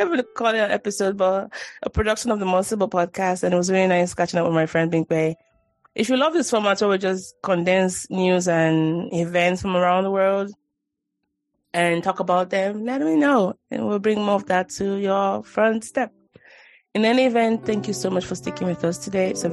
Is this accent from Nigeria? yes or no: yes; Nigeria; now in United States; I grew up with dogs in Nigeria